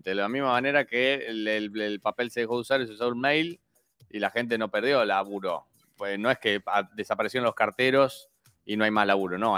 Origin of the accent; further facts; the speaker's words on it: Argentina; Nosotros como argentinos nos salta el gen